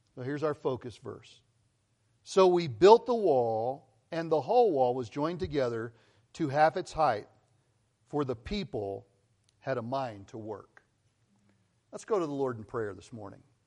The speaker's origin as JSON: {"language": "English", "region": "Colorado", "country": "United States", "tie": "born or raised there", "also_born_or_lived": "Missouri / California", "moved": "as an adult", "said": "I grew up in Colorado."}